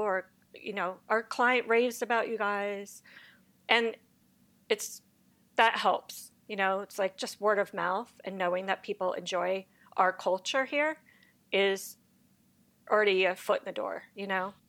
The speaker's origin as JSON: {"language": "English", "region": "Connecticut", "country": "United States", "tie": "born or raised there", "also_born_or_lived": "New York", "moved": "as an adult", "lives_now": "Los Angeles, United States", "said": "I'm a East Coast girl. I grew up in Connecticut"}